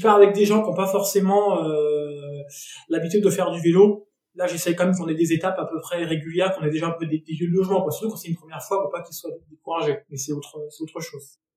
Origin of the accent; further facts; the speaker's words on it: Nantes, Pays de la Loire, France; moved away as an adult; now in Avignon, France; Je suis originaire de Nantes et depuis maintenant 4 ans, je vis à Avignon.